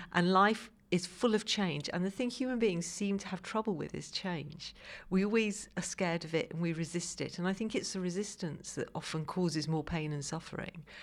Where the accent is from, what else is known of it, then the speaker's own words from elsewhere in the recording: Liverpool, North West England, United Kingdom; now in London, United Kingdom; I live now in London. I grew up in Liverpool